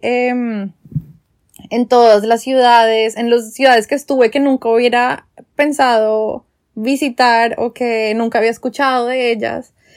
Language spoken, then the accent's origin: Spanish; Colombia; moved away as an adult; also born or lived in London; por ser colombiana